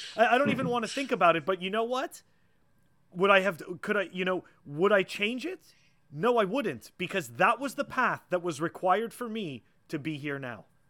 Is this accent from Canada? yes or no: yes; Montreal, Quebec, Canada; now in Massachusetts, United States; I grew up in Montreal